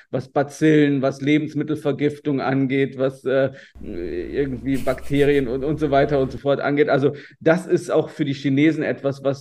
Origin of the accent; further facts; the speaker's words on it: Rhineland, Germany; ich komme aus dem Rheinland und bei uns hier das Handwerkerfrühstück ist einfach Mett.